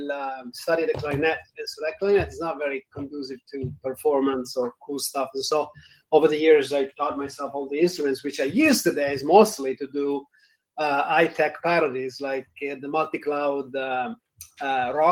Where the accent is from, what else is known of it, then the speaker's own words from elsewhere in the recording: Italy; accent: Italian; moved away; I'm not just faking the accent, I'm actually from Italy.